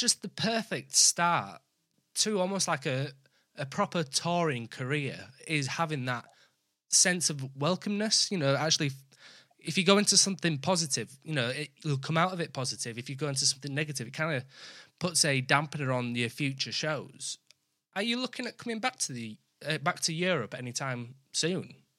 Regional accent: Yorkshire and the Humber, United Kingdom; I'm from I'm from Yorkshire

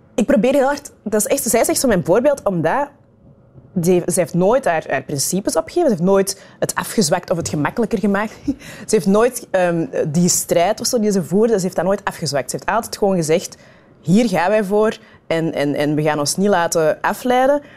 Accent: Kempen, Flanders, Belgium; also born or lived in Rwanda / Turnhout; En dan zijn wij verhuisd naar Turnhouten. dat is dan 15 kilometer verder van het dorpje waar ik ben opgegroeid

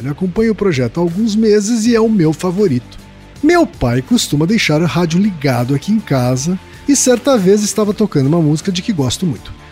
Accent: Minas Gerais, Brazil; principalmente para o sul de Minas, na minha cidade natal

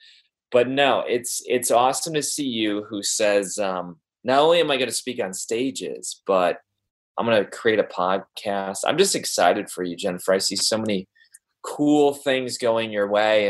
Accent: Wisconsin, United States; now in Columbus, United States; I'm a transplant. I grew up in Wisconsin. And so Ohio to me, even though I've lived here for a little while now, it still feels new

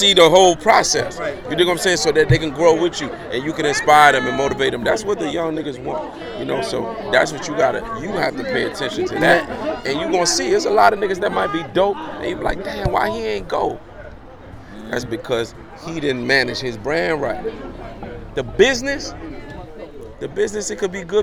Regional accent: New York City, New York, United States; also born or lived in Guyana; I was born in Guyana, but I was raised in Brooklyn

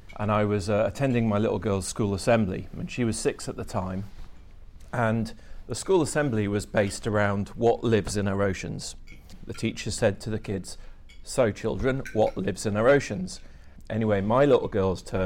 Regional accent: Dumfries and Galloway, near Lockerbie, Scotland, United Kingdom; I'm from Dumfries and Galloway, near to Lockerbie

